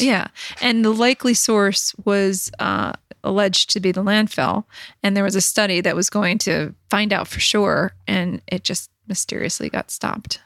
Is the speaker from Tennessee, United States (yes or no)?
no; Dunmore, Pennsylvania, United States; also born or lived in Washington, D.C.; I grew up in Sweenix